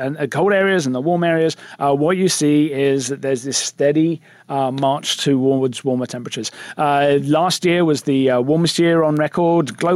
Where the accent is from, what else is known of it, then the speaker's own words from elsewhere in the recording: England, United Kingdom; moved away; I'm English.